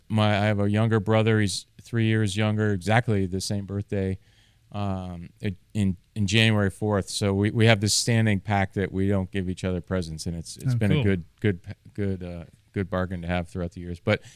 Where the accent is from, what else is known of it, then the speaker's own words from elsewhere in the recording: Bath, Maine, United States; also born or lived in Salem; Yeah, so I was born in Salem. I was about 3 years old, I guess, when we moved to Maine. So I really consider myself a Mainer. Grew up a little bit in a town called Bath, Maine, a little further north of Portland